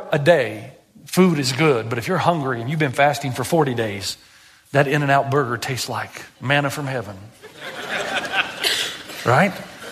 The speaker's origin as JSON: {"language": "English", "region": "Tennessee", "country": "United States", "said": "I'm from Tennessee"}